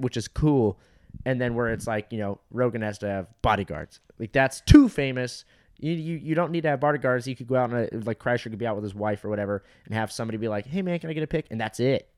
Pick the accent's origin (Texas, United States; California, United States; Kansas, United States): California, United States; Fountain Valley; Fountain Valley is, like, my hometown